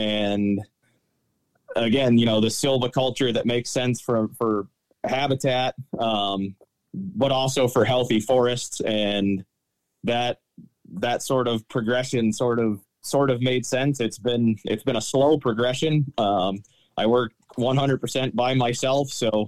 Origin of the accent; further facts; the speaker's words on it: Connecticut, United States; moved away as an adult; now in Pennsylvania, United States; I grew up in Connecticut, did my 4 years of forestry study at the University of New Hampshire.